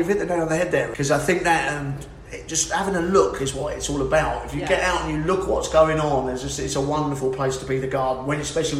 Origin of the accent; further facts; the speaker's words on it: Brighton, South East England, United Kingdom; also born or lived in London; we're in Brighton, by the way, my hometown, and Kate's town